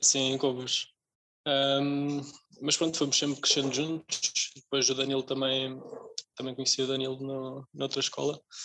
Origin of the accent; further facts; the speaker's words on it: Casal do Alho, Leiria District, Portugal; no Conselho de Porto Mós, uh, que é a minha terra, Casal do Alho